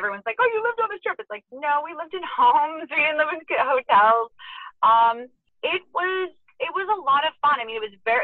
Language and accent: English; Las Vegas, Nevada, United States; I enjoyed growing up in Vegas